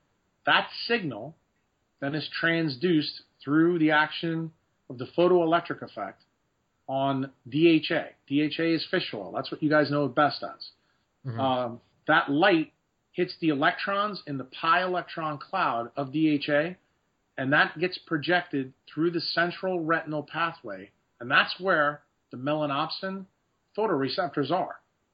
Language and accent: English; Ireland; because, you know, I am Irish and have a lot of freckles.